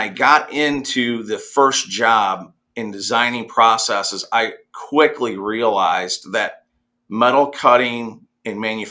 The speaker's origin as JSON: {"language": "English", "region": "Central Illinois", "country": "United States", "tie": "born or raised there", "also_born_or_lived": "Carbondale, Illinois", "said": "being born and raised in Central Illinois on a farm"}